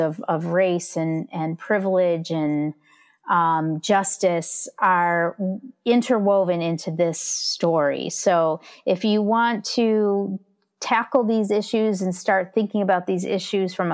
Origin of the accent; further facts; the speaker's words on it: near Chicago, Midwest, United States; I grew up in the Midwest